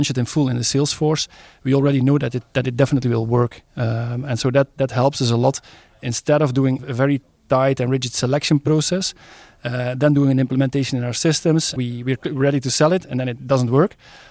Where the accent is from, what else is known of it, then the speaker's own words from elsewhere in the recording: Netherlands; now in Stabroek, Belgium; I'm Dutch by nationality